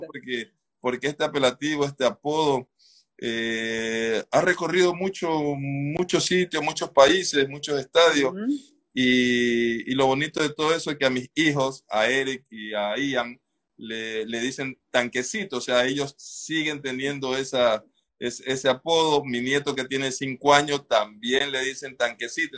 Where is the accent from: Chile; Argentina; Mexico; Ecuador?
Ecuador; Esmeraldas; nosotros nos conocemos, así rapidito les cuento, desde el colegio. Nosotros somos de Esmeralda